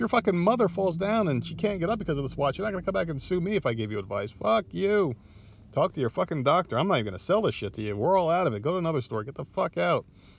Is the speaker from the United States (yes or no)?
yes; New Jersey, United States; now in Myrtle Beach, United States; now I live in the South, I'm from Jersey originally